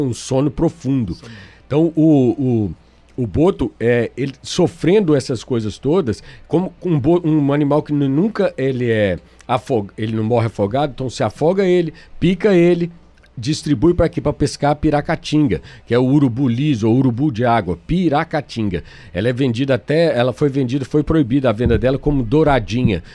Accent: Belo Horizonte, Minas Gerais, Brazil; now in Amazonas, Brazil; Então eu que sou de Minas Gerais, eu nasci em Belo Horizonte

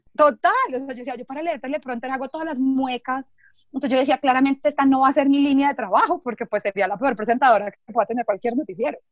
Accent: Bogotá, Colombia; soy de Bogotá

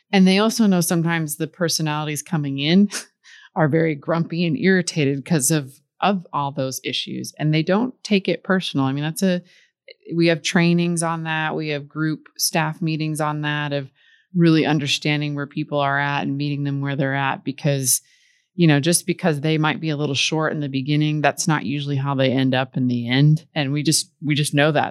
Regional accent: Midwest, United States; I grew up in the Midwest, and there was, you know, a lake there

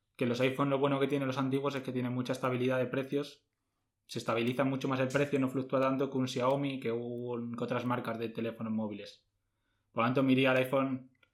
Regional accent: Madrid, Community of Madrid, Spain; nosotros somos de Madrid

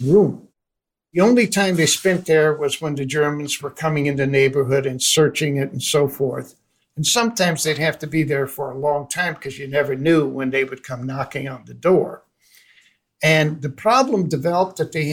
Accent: Amsterdam, North Holland, Netherlands; moved away; I was born in Amsterdam, Holland in 1939

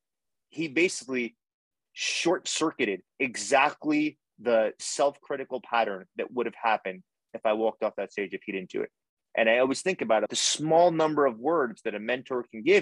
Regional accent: United States; as an American

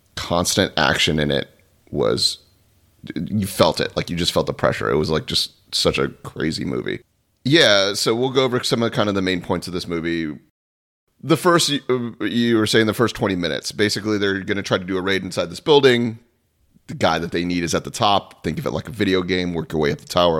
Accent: Florida, United States; I was born and raised in Florida

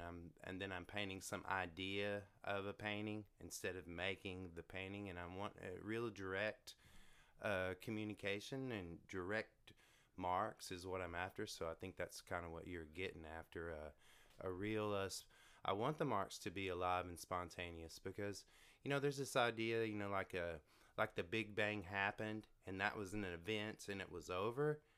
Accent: Canton, Texas, United States; I'm from Canton. It's, uh, sixty miles east of Dallas on the way to Shreveport.

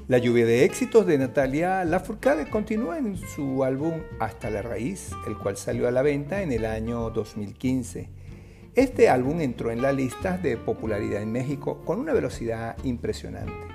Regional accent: Venezuela; nuestra venezolanidad

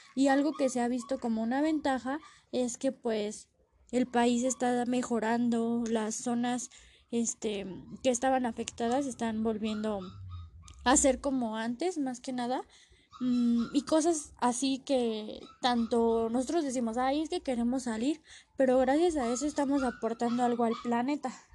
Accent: Mexico; nosotros como mexicanos

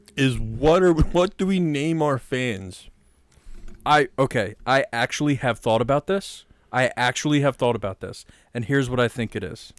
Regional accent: Delaware County, Pennsylvania, United States; we're two dudes from Delco

